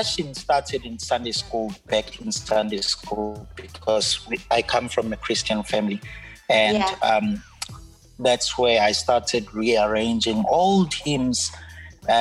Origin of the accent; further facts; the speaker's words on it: Mandeni, KwaZulu-Natal, South Africa; now in Esikhawini, South Africa; I'm originally from Mandeni